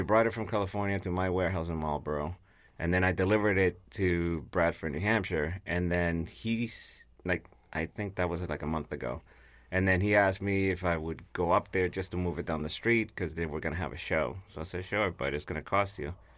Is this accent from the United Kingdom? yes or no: no; Guatemala; English is a second language; now in United States; I'm originally from Guatemala